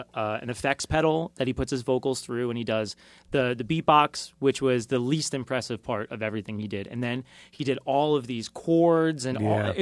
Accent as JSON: {"language": "English", "country": "Australia", "said": "From being Australian."}